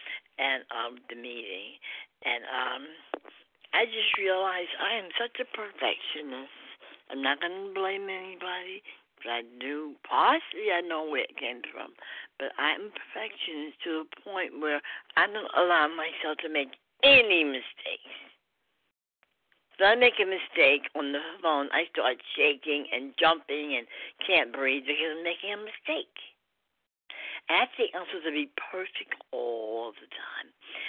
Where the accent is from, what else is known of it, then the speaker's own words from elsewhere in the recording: New York, United States; also born or lived in Trinidad; I've been living in Trinidad most of the time. I'm from New York, but I was living in Trinidad.